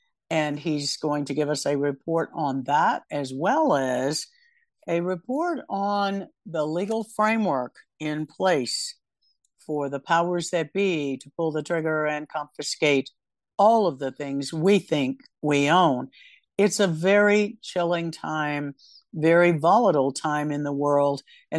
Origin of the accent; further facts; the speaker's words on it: United States; as an American